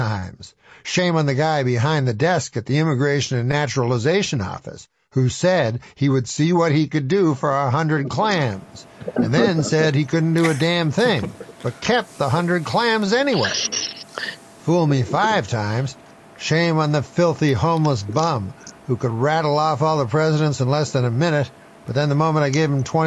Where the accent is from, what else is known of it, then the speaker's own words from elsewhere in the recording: Canada; moved away; I was born in the Great White North, and I remain to this day a Canadian citizen